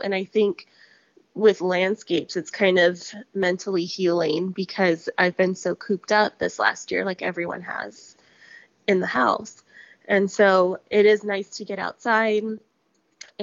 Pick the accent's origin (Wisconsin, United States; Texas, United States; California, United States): California, United States; Palmdale; I grew up in Palmdale, which is about an hour outside